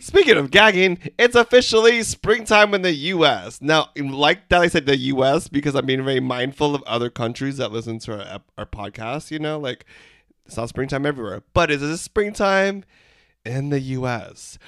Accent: Philippines; We're three Filipino gay guys

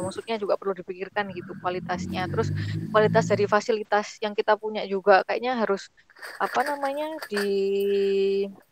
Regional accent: Surabaya, East Java, Indonesia; moved away as an adult; also born or lived in Japan; saya kan dari Surabaya kota

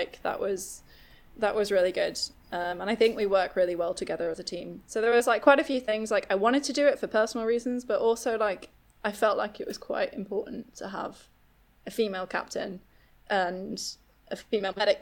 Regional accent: Manchester, North West England, United Kingdom; moved away as an adult; also born or lived in London; Manchester is my hometown

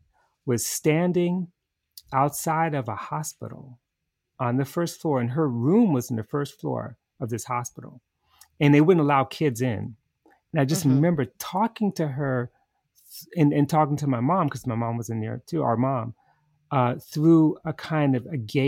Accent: New York, United States; I mean, we're from New York, grew up in New York early.

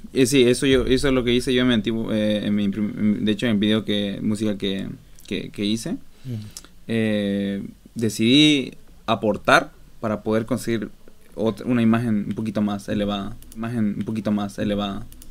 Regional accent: Montero, Santa Cruz, Bolivia; now in Stockholm, Sweden; yo soy de Bolivia, eh, de la, del pueblo, de, la ciudad pequeñita llamada Montero

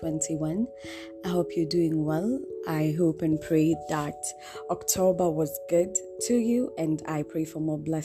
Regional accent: Nairobi, Kenya; moved away as an adult; also born or lived in Mombasa; born and raised in Nairobi. Yes, I lived in Mombasa kidogo, but I've been raised in Nairobi

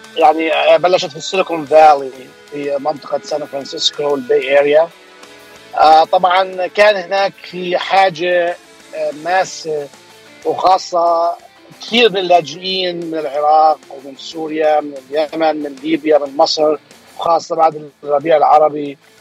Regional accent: Jordan; also born or lived in Bay Area, California, United States; now in Anaheim, United States; انا اصلا من الاردن يعني اصلي اردني هاجرت على امريكا بدايه آه، آه، التسعينات

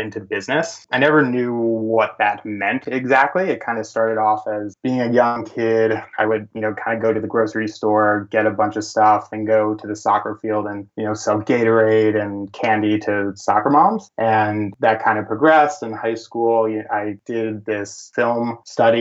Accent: New York City, New York, United States; I was born and raised in New York City

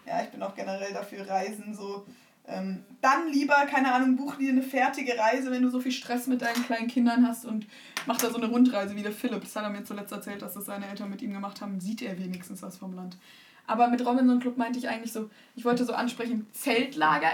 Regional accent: Germany; first language Turkish and German; ich bin türkisch und deutsch aufgewachsen und ich bin stolz, dass ich jetzt zwei Sprachen kann, wobei mein Deutsch auch dezent besser ist als mein Türkisch.

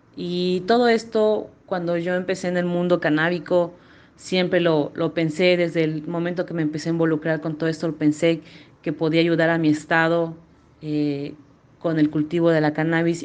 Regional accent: Vicente Guerrero, Chiapas, Mexico; me crié en un pueblo llamado Vicente Guerrero, municipio de Venustiano Carranza, en el estado de Chiapas

